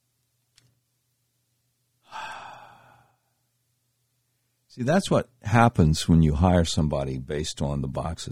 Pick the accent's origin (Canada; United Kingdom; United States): United States; the South; growing up in the South